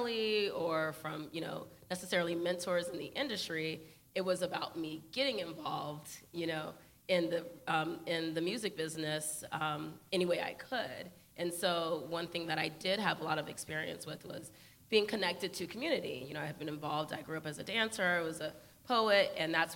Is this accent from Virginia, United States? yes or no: no; South Bay, Southern California, United States; Evan and I both are Southern California born and raised